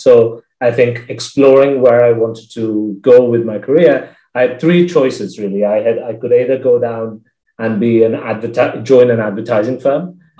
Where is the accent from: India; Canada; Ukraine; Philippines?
India; now in United Kingdom; So I am originally from India and grew up around the world. My parents used to be expatriates and, you know, moved countries every few years or so.